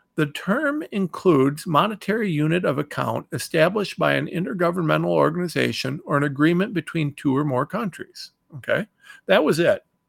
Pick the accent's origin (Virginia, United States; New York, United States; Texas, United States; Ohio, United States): Ohio, United States; I'm from Ohio